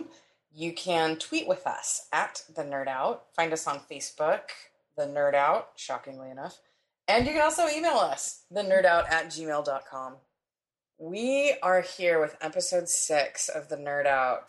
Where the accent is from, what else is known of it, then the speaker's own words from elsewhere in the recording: San Diego, California, United States; when I was growing up in San Diego